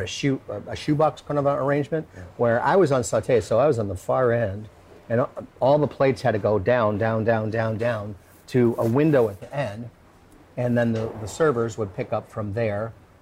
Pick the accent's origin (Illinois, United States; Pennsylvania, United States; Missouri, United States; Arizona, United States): Illinois, United States; Chicago; moved away as an adult; also born or lived in Key West / Miami; now in Florida, United States; we're not from even Chicago, where I'm kind of from.